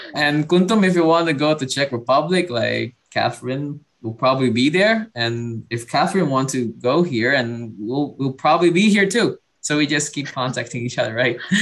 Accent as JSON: {"language": "English", "country": "Indonesia", "also_born_or_lived": "Padang", "said": "I'm from Indonesia"}